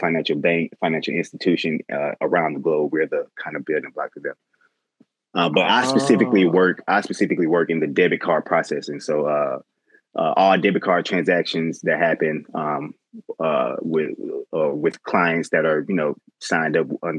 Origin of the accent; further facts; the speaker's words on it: Atlanta, Georgia, United States; I'm from Bankhead, Bankhead, Westside. Born and raised in Atlanta on the west side